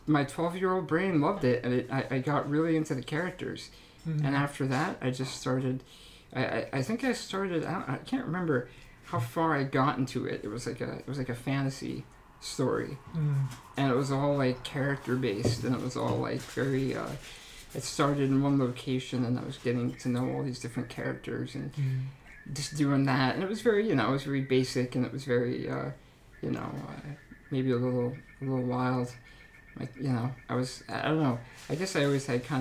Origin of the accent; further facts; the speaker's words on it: Upper Blackadie, Pennsylvania, United States; also born or lived in Edinboro, Pennsylvania; I grew up in Upper Blackadie, Pennsylvania, small town, about 10 miles south of here in Robbsville. So yeah, I've spent my whole life here except for college